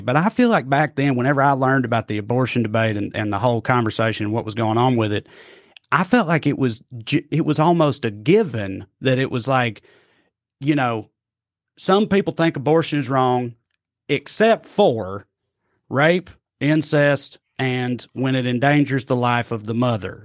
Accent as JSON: {"language": "English", "region": "the Bible Belt", "country": "United States", "tie": "born or raised there", "said": "I'm from the Bible Belt, you know, and like the fucking rural, a very rural part of the Bible Belt"}